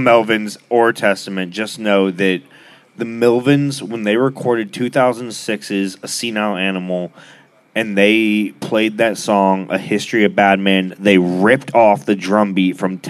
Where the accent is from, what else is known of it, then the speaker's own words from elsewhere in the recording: Alaska, United States; now in Austin, United States; I'm from Alaska, dude.